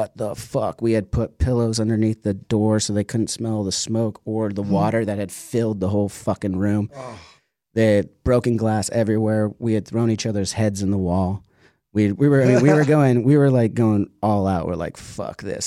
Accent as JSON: {"language": "English", "country": "United States", "said": "as an American"}